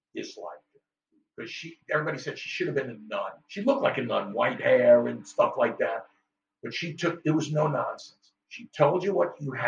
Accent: New York, United States; Growing up in New York

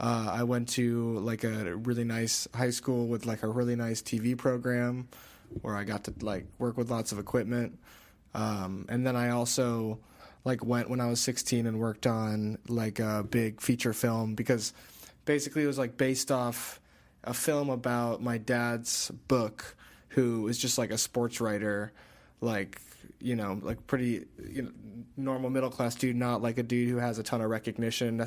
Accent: Chicago suburbs, Illinois, United States; moved away as an adult; now in Detroit, United States; Originally, I'm from the Chicago suburbs.

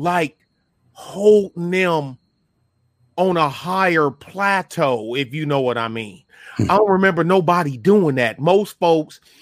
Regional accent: Detroit, Michigan, United States; I'm from Detroit

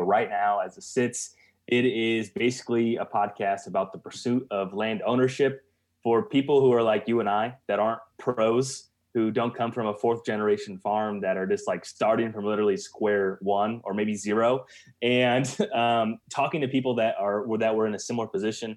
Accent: Central Illinois, United States; I'm from Central Illinois, not too far from you guys, really, as the crow flies

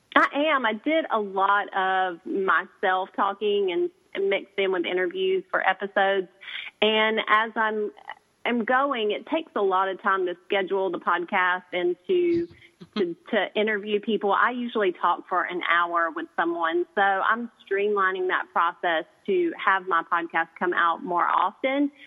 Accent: the South, United States; I'm a girl from the South

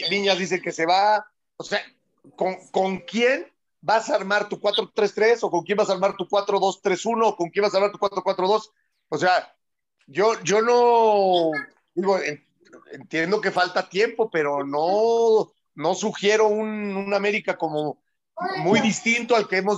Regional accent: Argentina; porque ya somos todos argentinos y sudamericanos

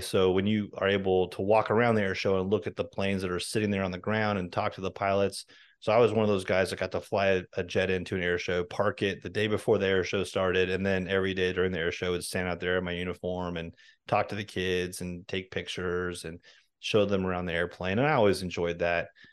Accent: Washington, United States; I grew up in Washington State

